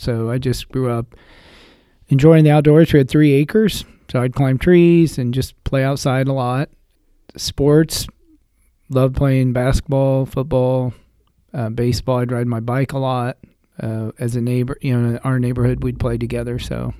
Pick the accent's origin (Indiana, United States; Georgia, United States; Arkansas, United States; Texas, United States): Indiana, United States; Lafayette; now in Westfield, United States; So I grew up in Lafayette. I'm one of five children.